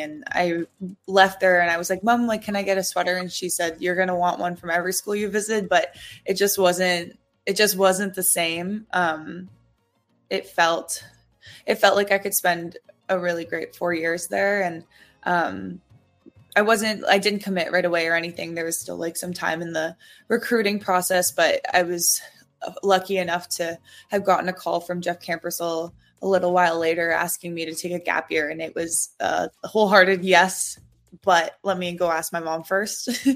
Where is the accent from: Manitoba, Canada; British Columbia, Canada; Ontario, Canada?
Ontario, Canada; Bowmanville; moved away as an adult; now in Ottawa, Canada; Bowmanville was our home base for the last 24 years